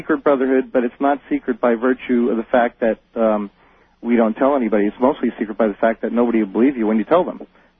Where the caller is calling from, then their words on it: San Jose, California, United States; I'm calling from San Jose, California.